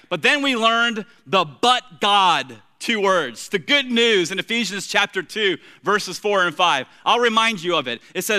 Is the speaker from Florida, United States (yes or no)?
yes; Tampa, Florida, United States; the three of us shared the same bedroom in the little wood frame, two-bedroom, one-bath house that we grew up there in Tampa.